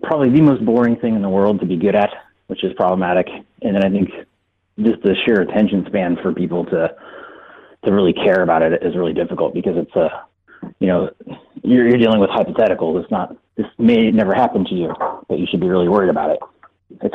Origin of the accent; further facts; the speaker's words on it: California, United States; I'm from California